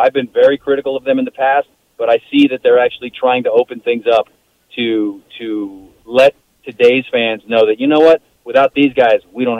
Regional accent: Barstow, California, United States; growing up in Southern California in Barstow in the desert

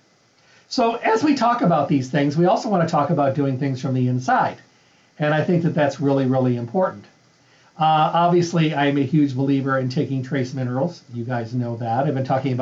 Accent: Midwest, United States; moved away; I'm from the Midwest.

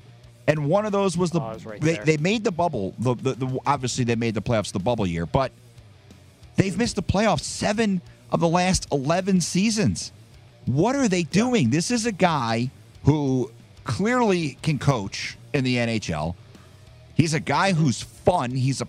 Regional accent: Jersey Shore, New Jersey, United States; growing up in the Jersey Shore. We had Monmouth Park.

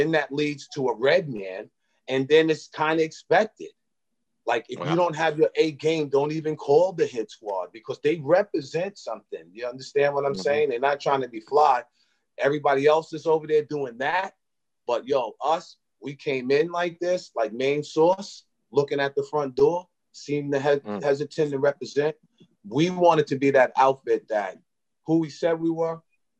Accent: Brentwood, New York, United States; we come from Brentwood, you know, mm-hmm. and Brentwood is, you know, Black, Hispanic, Dominican

